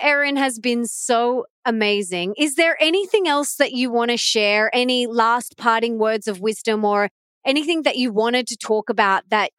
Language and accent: English; Sunshine Coast, Queensland, Australia; my hometown of the Sunshine Coast